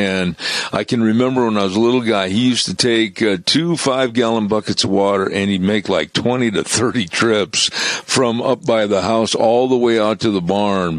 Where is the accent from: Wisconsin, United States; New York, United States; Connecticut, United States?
Wisconsin, United States; moved away; I'm from Wisconsin, right, originally